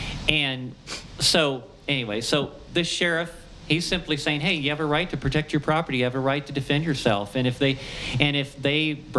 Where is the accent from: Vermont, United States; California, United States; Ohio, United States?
Ohio, United States; I'm from Ohio, you know, I can't pronounce words like that.